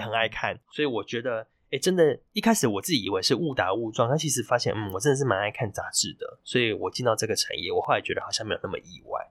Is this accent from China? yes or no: no; Taiwan; also born or lived in Thailand; 只有我一个台湾人